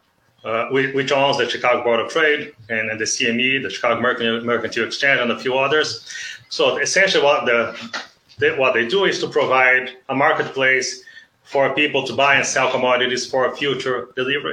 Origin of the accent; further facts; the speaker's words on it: South Region, Brazil; moved away as an adult; now in Nebraska, United States; I was born and grew up in Brazil. Okay. So I'm originally from the South